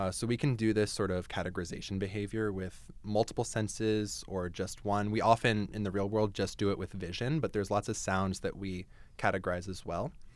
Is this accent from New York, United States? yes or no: no; New Jersey, United States; moved away as an adult; also born or lived in Ohio; now in Canada; I grew up in Jersey